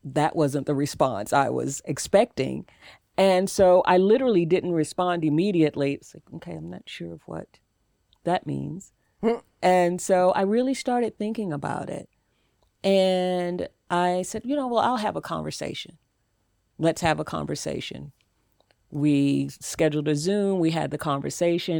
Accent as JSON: {"language": "English", "region": "the South", "country": "United States", "said": "I'm from the South. I was raised in a single family home."}